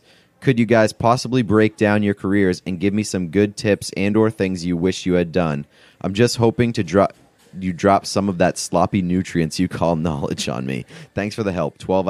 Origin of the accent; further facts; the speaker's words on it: Boston, Massachusetts, United States; I'm from Boston and I see you two as accomplished individuals in your field at very young ages.